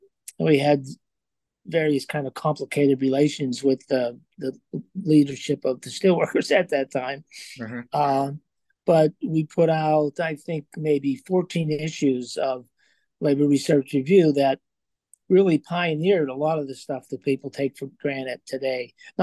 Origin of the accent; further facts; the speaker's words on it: Johnstown, Pennsylvania, United States; Yeah, I grew up in Johnstown, Pennsylvania, in a steelworker family with a lot of steelworker uncles and neighbors, and in a steel town, was a steel town then.